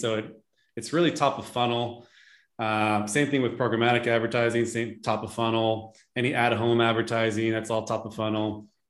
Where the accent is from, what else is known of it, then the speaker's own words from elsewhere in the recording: California, United States; I mean, I'm from the Bay Area, and I mean, there's millions of people in that larger San Francisco Bay Area.